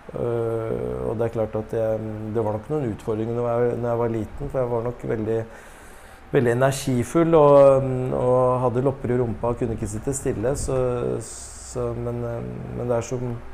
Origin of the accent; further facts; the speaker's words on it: Norway; Vi er født i Norge